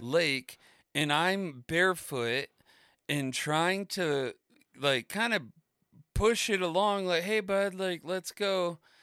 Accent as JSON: {"language": "English", "region": "Florida", "country": "United States", "tie": "born or raised there", "moved": "yes", "said": "growing up in Florida"}